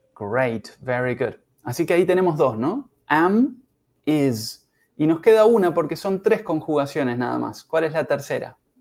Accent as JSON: {"language": "Spanish", "country": "Uruguay", "said": "soy uruguayo en mi caso, I'm from Uruguay. Yo soy de Uruguay"}